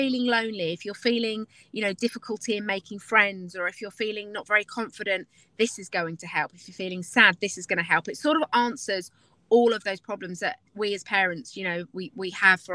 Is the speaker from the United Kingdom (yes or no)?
yes; London, United Kingdom; now in Nashville, United States; I am from London originally, but I now live in Nashville, Tennessee